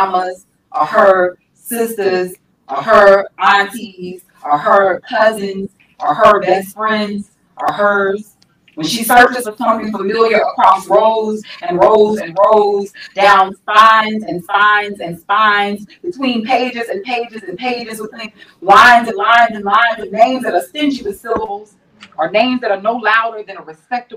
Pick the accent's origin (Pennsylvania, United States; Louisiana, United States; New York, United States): Louisiana, United States; also born or lived in New Orleans; I live in New Orleans. I'm from Louisiana